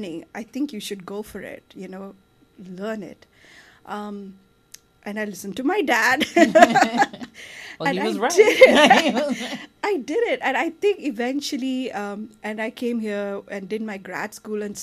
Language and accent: English; India; now in United States; I grew up in India